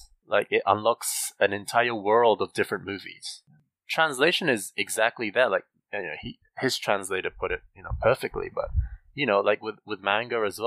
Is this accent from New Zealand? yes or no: yes; New Zealand; I grew up in New Zealand